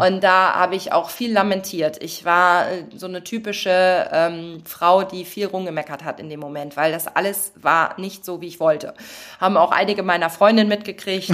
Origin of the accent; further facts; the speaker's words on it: western Germany, Germany; ich bin ja auch im Westen groß geworden